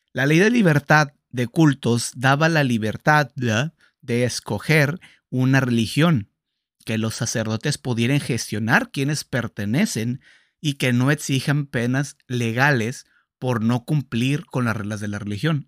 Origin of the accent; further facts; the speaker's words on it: Sinaloa, Mexico; Soy sinaloense